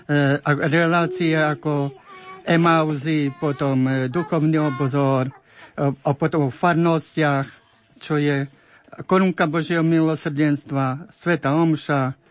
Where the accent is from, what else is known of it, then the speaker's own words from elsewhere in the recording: Krivany, Prešov Region, Slovakia; moved away; pochádzam ja z dediny Krivany